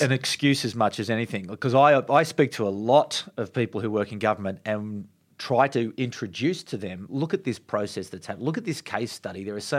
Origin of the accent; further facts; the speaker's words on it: Australia; As an Australian